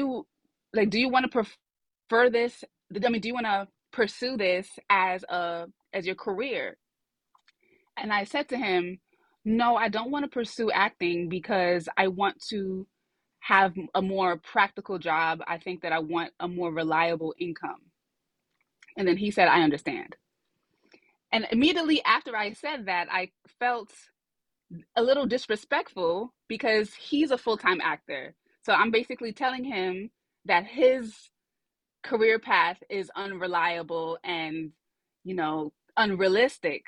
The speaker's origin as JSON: {"language": "English", "town": "New York City", "region": "New York", "country": "United States", "tie": "born or raised there", "said": "I grew up in Brooklyn, New York."}